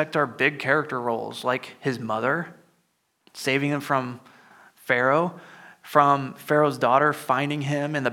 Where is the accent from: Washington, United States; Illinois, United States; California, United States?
Illinois, United States; moved away; I'm originally from Illinois, so, you know, cornfields too